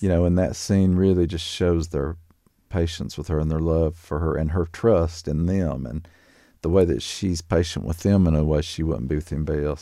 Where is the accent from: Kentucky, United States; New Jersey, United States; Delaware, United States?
Kentucky, United States; Laurel Lake; I grew up very near Laurel Lake